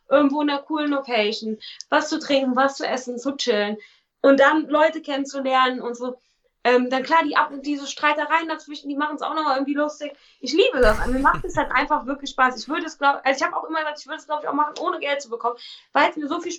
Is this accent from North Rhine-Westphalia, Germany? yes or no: yes; Cologne, North Rhine-Westphalia, Germany; ich bin ein kölsches Mädchen, ich komme aus Köln, ähm, habe eine Klappe am Mund und bin lustig.